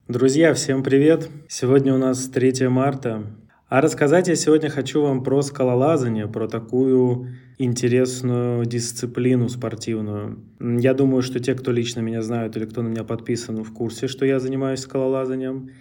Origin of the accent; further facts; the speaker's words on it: Central Russia, Russia; в нашей центральной части России, например, откуда я родом, Москва, Тверь